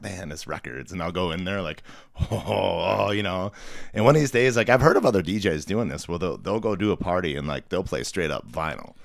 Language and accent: English; Milwaukee, Wisconsin, United States; I grew up outside Milwaukee, uh, out in the suburbs